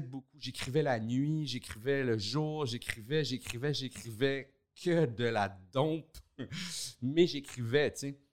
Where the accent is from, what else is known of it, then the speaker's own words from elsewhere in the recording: Montreal, Quebec, Canada; also born or lived in Laval; je suis né à Montréal, puis euh, j'ai habité là jusqu'à l'âge de 9 ans